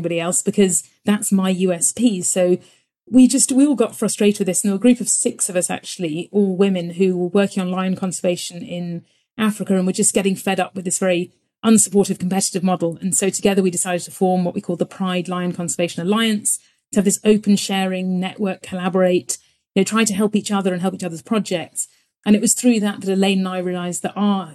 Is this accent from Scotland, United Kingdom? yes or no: no; Devon, South West England, United Kingdom; I grew up in Devon